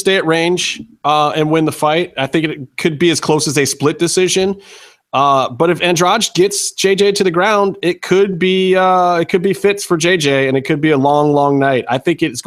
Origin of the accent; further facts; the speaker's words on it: Cleveland, Ohio, United States; I'm from Cleveland.